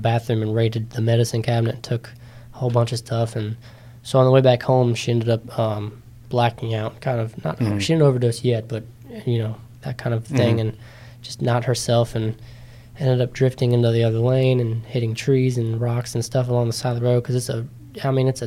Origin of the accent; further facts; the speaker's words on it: Middletown, Maryland, United States; I'm from Middletown, smaller town, kind of kid